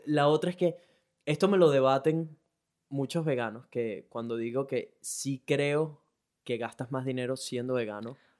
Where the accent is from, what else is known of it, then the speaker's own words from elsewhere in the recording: Venezuela; now in Brisbane, Australia; Soy un latino, específicamente venezolano, que vive en Brisbane, Australia.